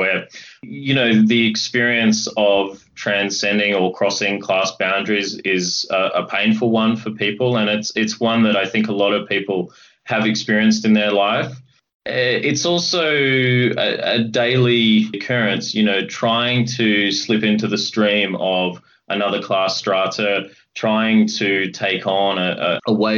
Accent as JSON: {"language": "English", "town": "Coburg", "region": "Victoria", "country": "Australia", "tie": "born or raised there", "said": "I grew up in Coburg, like the character, and I did cross the river and attended school at St. Kevin's College in Toorak"}